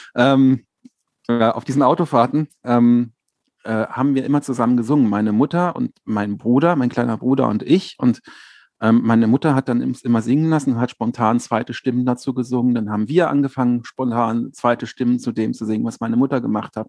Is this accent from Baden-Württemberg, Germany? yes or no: no; Berlin, Germany; moved away as an adult; also born or lived in Dinkelsbühl, Franconia; now in Potsdam, Germany; ich bin in Berlin aufgewachsen, Berlin-Lichterfelde